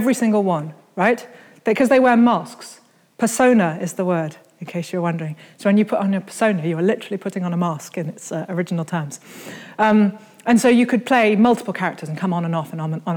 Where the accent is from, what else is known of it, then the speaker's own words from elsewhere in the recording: Birmingham, West Midlands, United Kingdom; I grew up in Birmingham, which is as far from the sea as you can possibly get and still be, in Britain.